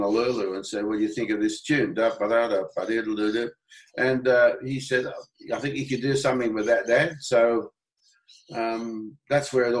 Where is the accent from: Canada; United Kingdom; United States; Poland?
United Kingdom; England; now in Australia; I'm an Englishman by birth